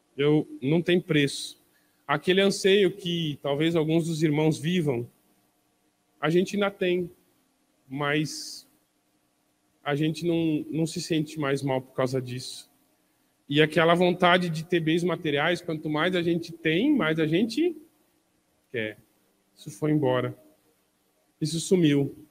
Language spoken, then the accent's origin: Portuguese; Porto Alegre, Rio Grande do Sul, Brazil; Eu nasci em Porto Alegre, numa família de classe média baixa